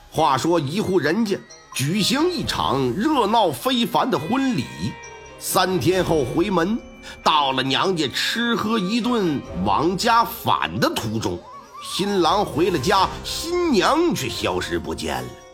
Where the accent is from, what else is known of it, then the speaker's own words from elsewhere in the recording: Northeast China, China; 我们东北这边有讲究